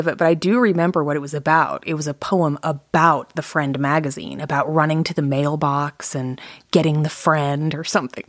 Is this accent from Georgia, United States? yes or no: yes; Atlanta, Georgia, United States; I claim that I'm from Atlanta, Georgia, because that's where I lived the most times and where I graduated from high school. But I've lived all over the place.